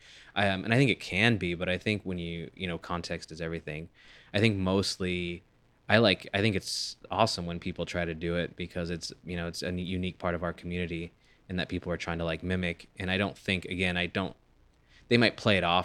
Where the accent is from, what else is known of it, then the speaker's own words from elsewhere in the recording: California, United States; moved away; also born or lived in Texas; being born and raised in California